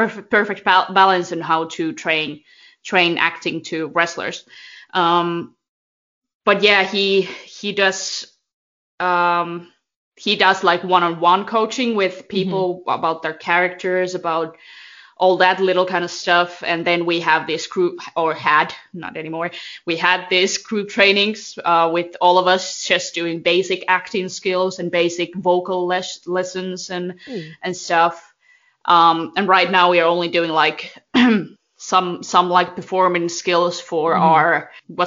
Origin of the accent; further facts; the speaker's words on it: Finland; they're in my hometown